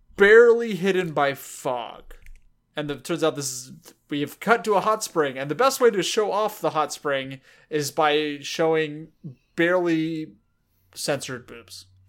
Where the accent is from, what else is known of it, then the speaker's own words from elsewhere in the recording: United States; I'm American